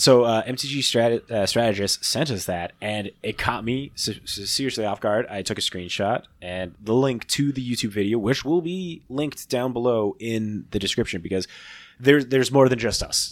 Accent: Midwest, United States; we're just schmucks from the Midwest

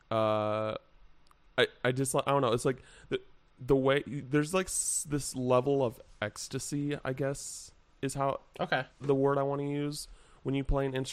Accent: Wichita, Kansas, United States; also born or lived in England; and my dad's from Kansas, so uh, we moved like to Kansas, uh, Wichita, Kansas, when

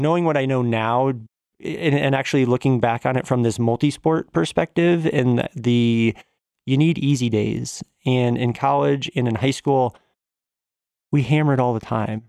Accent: Simsbury, Connecticut, United States; also born or lived in Massachusetts; I was born in Massachusetts and then moved to Connecticut at around the age of, like, two and a half or so. Grew up there

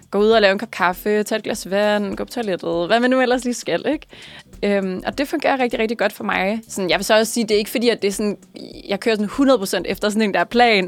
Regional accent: Kokkedal, Capital Region of Denmark, Denmark; jeg er herfra. Jeg er fra Kokkedal, så det er en lille smule nord for København

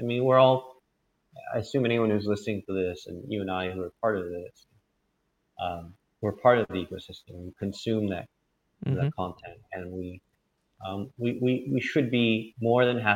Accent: United States; when we were growing up in the States

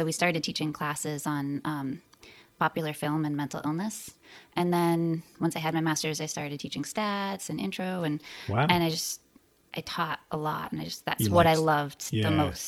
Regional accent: Massachusetts, United States; I'm from Massachusetts, but I'm out west.

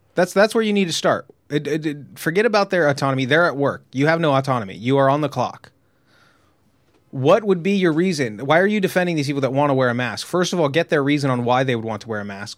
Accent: California, United States; I'm from California

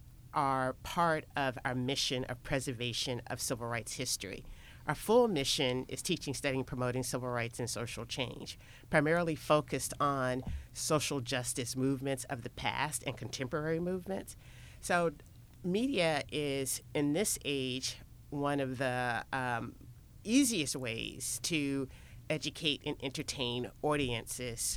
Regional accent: Fayette County, Tennessee, United States; also born or lived in Washington, D.C.; now in Memphis, United States; I grew up in Fayette County, Tennessee

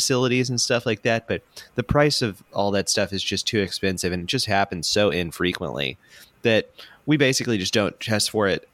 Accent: Pensacola, Florida, United States; accent: country accent; moved away as an adult; now in Atlanta, United States; I grew up in Pensacola, Florida.

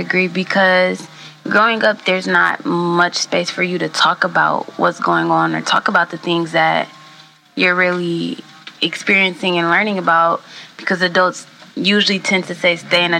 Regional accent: United States; I am an African-American woman

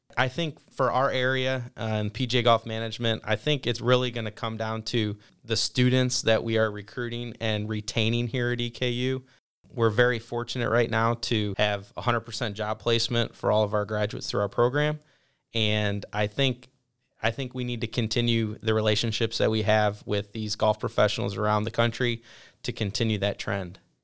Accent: Perrysburg, Ohio, United States; moved away as an adult; also born or lived in Fayetteville, North Carolina; I grew up in a town called Perrysburg, Ohio. It's in the northwest part of the state near Toledo, and lived there for my first eighteen years.

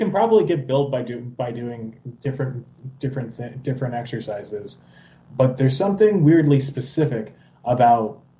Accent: Philadelphia, Pennsylvania, United States; I'm from Philly, so I mean Rocky.

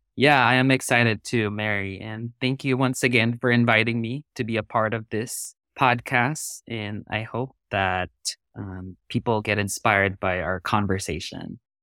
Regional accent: Philippines; moved away as an adult; also born or lived in South Korea / North Carolina / Texas / Georgia; now in San Diego, United States; I was born and raised in the Philippines, but I immigrated to the United States in two thousand and ten.

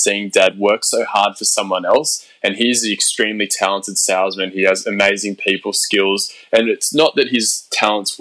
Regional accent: Australia; moved away as an adult; now in Sydney, Australia; I started off in my hometown at our Fitness First there

